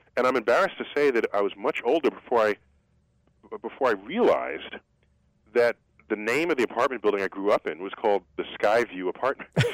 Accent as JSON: {"language": "English", "town": "New York City", "region": "New York", "country": "United States", "tie": "born or raised there", "said": "I grew up in New York City"}